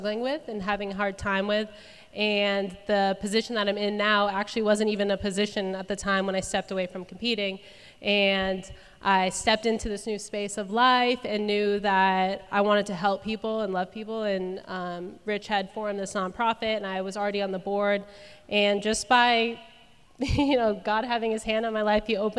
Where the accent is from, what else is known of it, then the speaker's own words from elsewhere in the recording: Arizona, United States; moved away as an adult; now in Cookeville, United States; I was born and raised in Arizona, and I've lived in Cookeville for the last, I think, almost 5 years